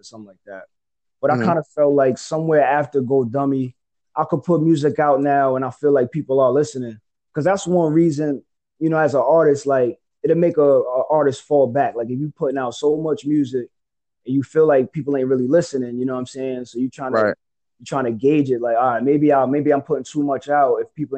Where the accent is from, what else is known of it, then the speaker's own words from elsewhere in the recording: Nyack, New York, United States; I'm from Nyack, New York, so we call that the Yak for short